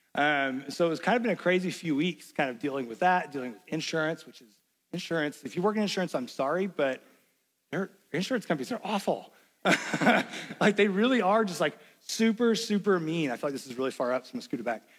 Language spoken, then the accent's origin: English; Knoxville, Tennessee, United States; moved away; also born or lived in Lexington, Kentucky; I grew up in Knoxville, Tennessee